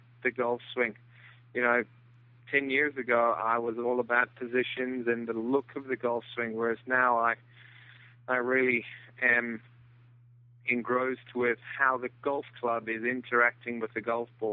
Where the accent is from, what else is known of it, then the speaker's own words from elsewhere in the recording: South Africa; moved away as an adult; also born or lived in Florida, United States; now in Bluffton, United States; I'm originally from South Africa. Came over to the U.S. In the mid-80s, played college golf